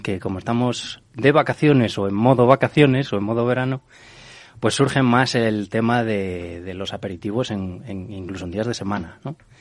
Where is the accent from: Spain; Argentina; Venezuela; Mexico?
Spain; Galicia; Yo como gallego